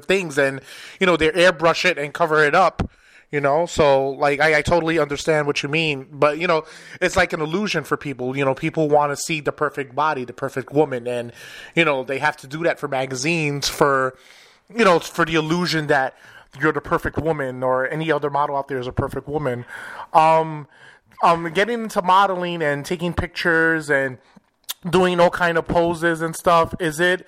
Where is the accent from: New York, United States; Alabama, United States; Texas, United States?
New York, United States; New York City; I'm originally from New York